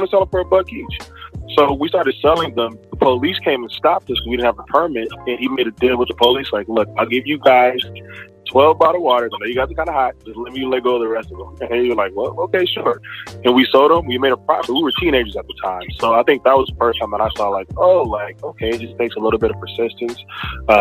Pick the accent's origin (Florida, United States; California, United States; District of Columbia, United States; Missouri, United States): California, United States; Los Angeles; moved away as an adult; now in Atlanta, United States; I was actually born and raised in Watts, California